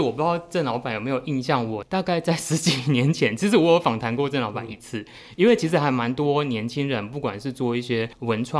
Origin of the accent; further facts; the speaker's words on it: Tainan, Taiwan; 我等于是台南长大，因为其实我是七年级生